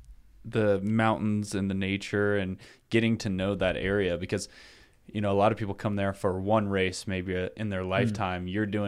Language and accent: English; the East, United States; Like growing up in the East, it was like towns are towns forever.